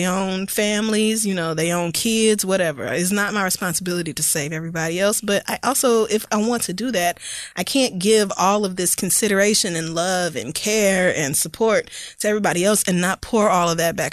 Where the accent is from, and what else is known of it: the Bible Belt, the South, United States; born or raised there